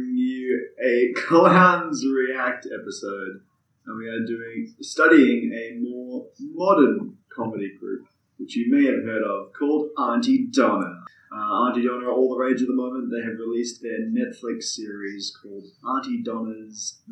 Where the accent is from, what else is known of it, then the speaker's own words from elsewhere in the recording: Ballarat, Victoria, Australia; now in Melbourne, Australia; the Ballarat University of Arts. University, which is my hometown.